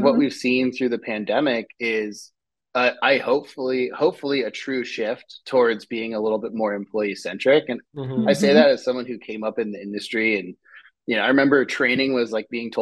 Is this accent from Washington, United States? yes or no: yes; Seattle, Washington, United States; also born or lived in Shoreline, Washington; now in San Francisco, United States; I grew up in Seattle and Shoreline